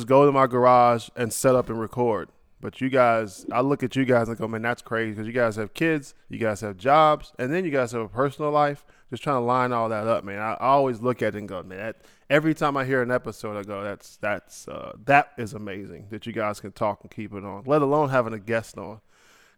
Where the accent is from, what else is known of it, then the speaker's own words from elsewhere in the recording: Ohio, United States; I'm from Ohio